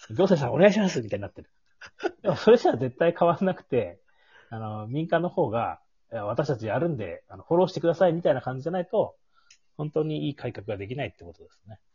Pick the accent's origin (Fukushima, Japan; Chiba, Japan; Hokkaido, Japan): Hokkaido, Japan; Tsukigata; 月形町出身なんですけ